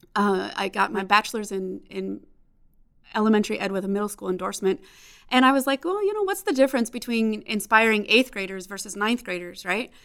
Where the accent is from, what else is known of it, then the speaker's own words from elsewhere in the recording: Chicago, Illinois, United States; now in Phoenix, United States; growing up in Chicago